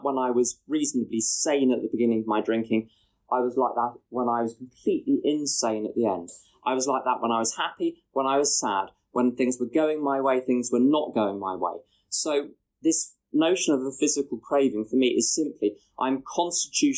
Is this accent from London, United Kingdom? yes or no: yes; London, United Kingdom; I'm from London